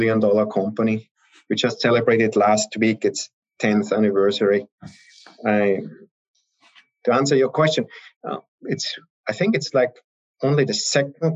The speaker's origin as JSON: {"language": "English", "country": "Austria", "also_born_or_lived": "Heidelberg, Germany / Vienna, Austria", "moved": "as an adult", "said": "I'm originally from Austria"}